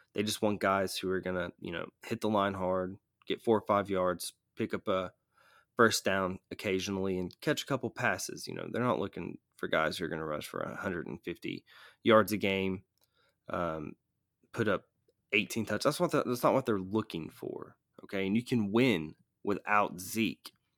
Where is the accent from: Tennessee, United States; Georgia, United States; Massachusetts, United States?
Georgia, United States; Atlanta; I'm from Atlanta